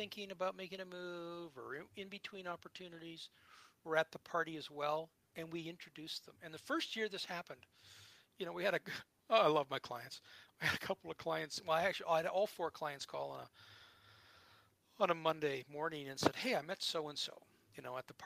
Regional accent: United States; moved away; growing up in the States

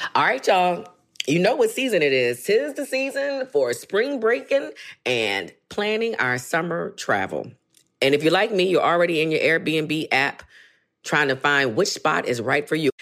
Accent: Washington, District of Columbia, United States; We, we in DC

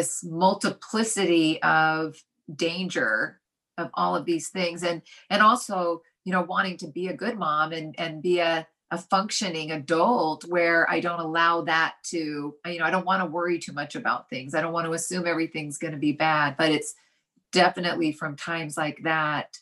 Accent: Utah, United States; growing up where I grew up in Utah

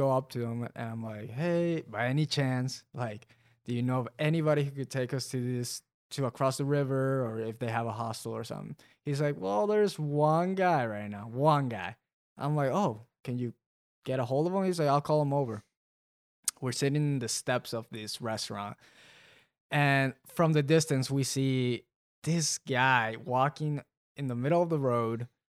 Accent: Mexico; And I grew up in Mexico, and I've visited like very rough places as well.

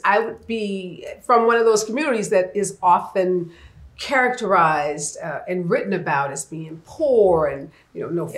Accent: St. Louis, Missouri, United States; I grew up in St. Louis, mm-hmm. in uh, what uh, is considered the north side of St. Louis.

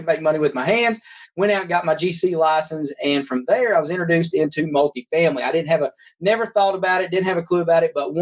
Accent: Kentucky, United States; now in Knoxville, United States; I was raised in Kentucky on a 300-acre farm

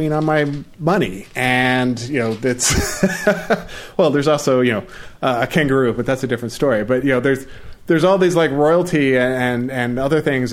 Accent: United States; as an American

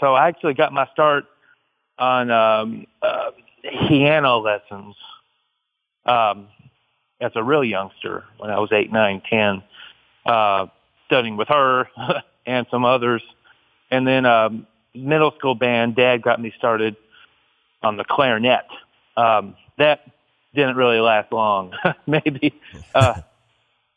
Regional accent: Louisville, Kentucky, United States; moved away as an adult; now in Texas, United States; I was born and raised in Louisville, which is about an hour away from Georgetown. And, I was there for 35 years.

